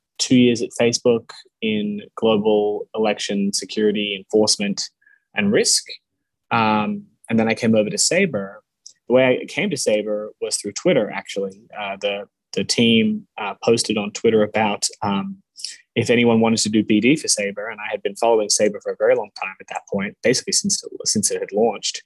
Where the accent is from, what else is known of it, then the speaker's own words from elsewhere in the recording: Australia; moved away; also born or lived in United States / California; I grew up in Australia, but I was born in the States.